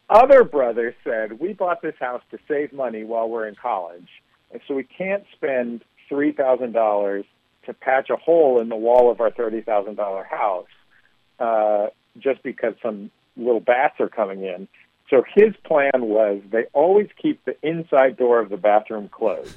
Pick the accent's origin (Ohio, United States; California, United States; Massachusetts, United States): California, United States; San Francisco; I'm from San Francisco. I, I grew up in the Mission District